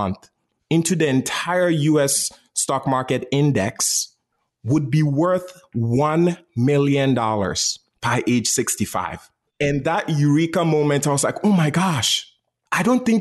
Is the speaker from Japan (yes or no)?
no; Ghana; I was born and raised in Ghana, West Africa.